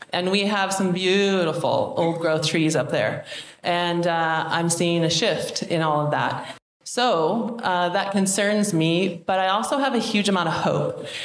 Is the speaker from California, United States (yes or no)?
no; Mount Baker, Washington, United States; also born or lived in White Pass, Washington; I'm from Mount Baker ski area. And I was born and raised in the mountains literally, I was born at White Pass, Washington, and then uh, our family came to Mount Baker in 1968.